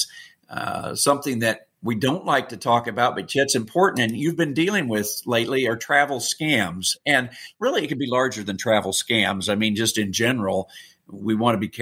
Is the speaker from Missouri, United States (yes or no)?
yes; Missouri, United States; I'm from Missouri.